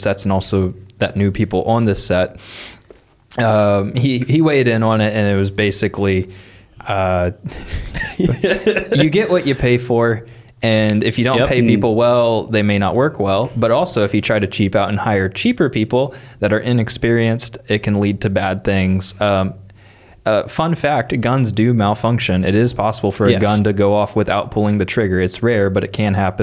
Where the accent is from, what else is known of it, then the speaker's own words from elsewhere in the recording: Midwest, United States; we grew up in the Midwest